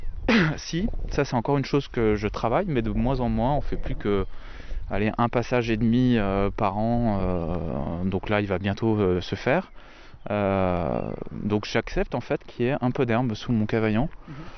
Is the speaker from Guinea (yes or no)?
no; Lorraine, Grand Est, France; moved away; also born or lived in Rosheim, Alsace; je suis pas originaire du sud de la France, je suis lorrain